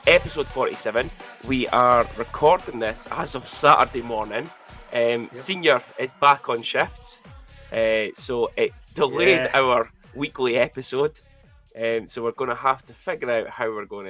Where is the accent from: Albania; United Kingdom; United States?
United Kingdom; Especially as a Brit.